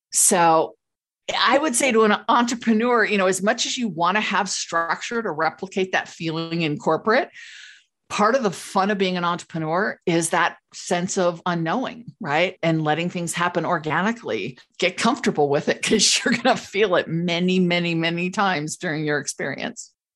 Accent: Los Angeles, California, United States; moved away as an adult; now in Colorado, United States; I grew up in Los Angeles

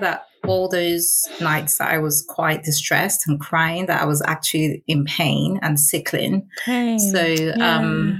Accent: Nigeria; now in London, United Kingdom; I was born in London. My parents took us back to Nigeria. So I grew up there.

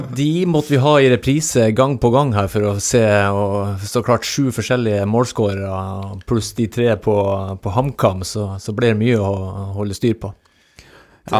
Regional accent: Hemnesberget, Nordland, Norway; moved away; also born or lived in Rogaland; Hemnesberget på Helgelandskysten. Så jeg er ikke født i Stavanger

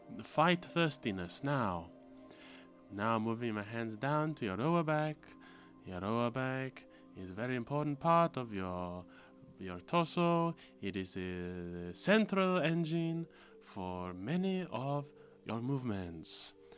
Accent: Malaysia; from being Malaysian

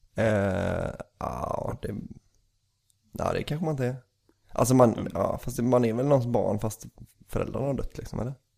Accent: Bohuslän, Västra Götaland, Sweden; vi är ju från Bohuslän

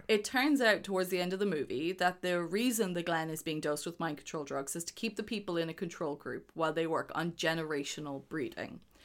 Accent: Ireland

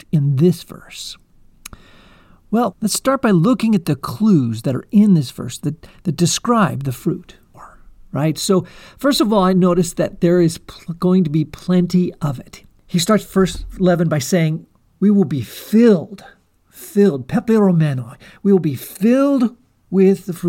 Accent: California Central Coast, United States; I had the privilege of growing up in the California Central Coast

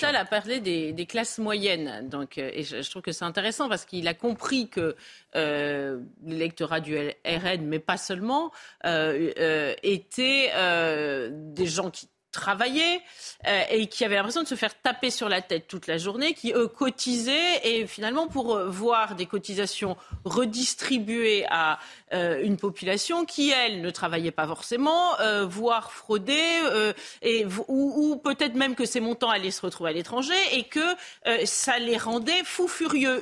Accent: France; en tant que Français ordinaires

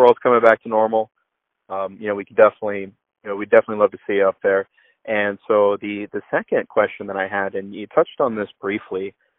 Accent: Orlando, Florida, United States; moved away; I grew up in Florida

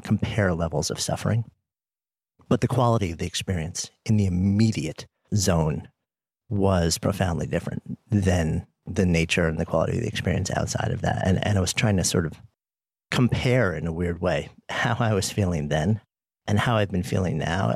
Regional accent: New York City, New York, United States; being a New Yorker

